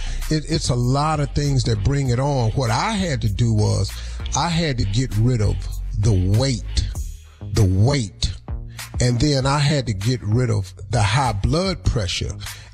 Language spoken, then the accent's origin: English; Cleveland, Ohio, United States; I'm from Cleveland. I don't give a damn about the Cowboys.